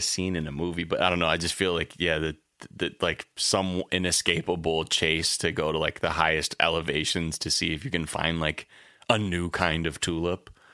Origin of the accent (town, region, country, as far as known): United States